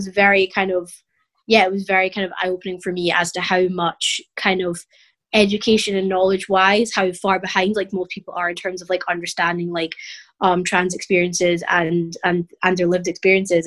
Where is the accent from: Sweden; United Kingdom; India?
United Kingdom; as a British person